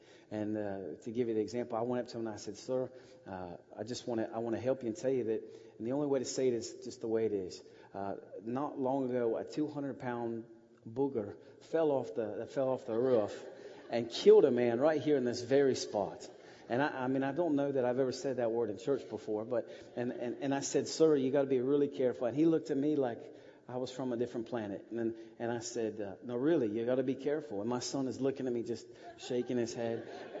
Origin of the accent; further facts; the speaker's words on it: Westerville, Ohio, United States; now in Russia; I grew up here in Westerville. I really did. I went to Westerville South High School and then on to Otterbein, really far away. But I've been in Russia for 13 years now, since 97 mostly.